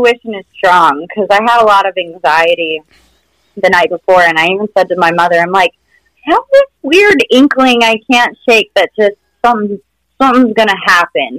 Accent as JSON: {"language": "English", "region": "Minnesota", "country": "United States", "tie": "born or raised there", "also_born_or_lived": "Utah", "moved": "yes", "lives_now": "Mexico", "said": "I grew up in Minnesota, so my O's"}